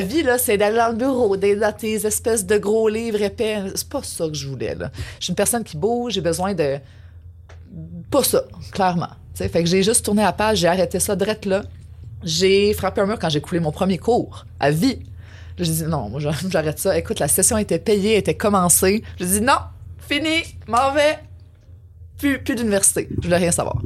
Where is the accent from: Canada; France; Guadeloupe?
Canada; Quebec City, Quebec; moved away as an adult; also born or lived in Montreal; je suis parti de Québec pour venir à Montréal pour l'université